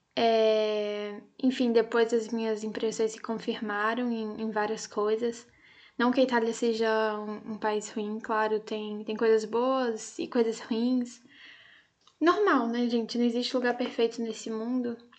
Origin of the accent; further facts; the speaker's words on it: Brazil; also born or lived in Italy; a gente não tenha que sair daqui do nosso país